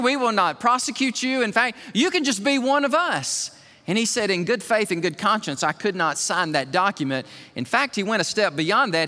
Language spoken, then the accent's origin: English; Alabama, United States; I'm from Alabama